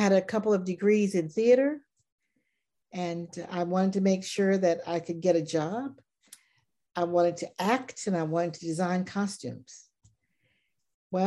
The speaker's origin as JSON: {"language": "English", "town": "Baton Rouge", "region": "Louisiana", "country": "United States", "tie": "born or raised there", "said": "I grew up in Baton Rouge, Louisiana"}